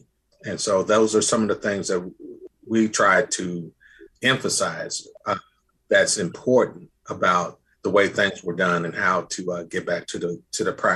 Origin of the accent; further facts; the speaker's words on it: Indianapolis, Indiana, United States; I'm from Indianapolis